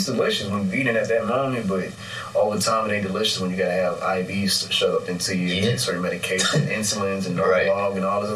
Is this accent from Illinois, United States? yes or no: yes; Chicago, Illinois, United States; I'm from the Chicago area. Like, I've lived all throughout.